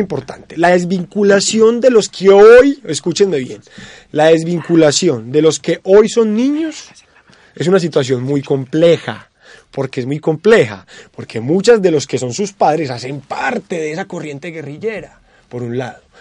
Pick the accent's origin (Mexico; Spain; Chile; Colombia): Colombia; Nosotros como colombianos